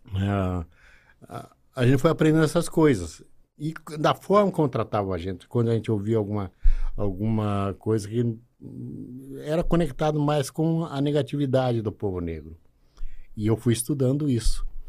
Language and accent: Portuguese; Arapoti, Paraná, Brazil; moved away as an adult; also born or lived in Telêmaco Borba, Paraná; Nasci em Araputi, tive a minha infância e adolescência em Araputi.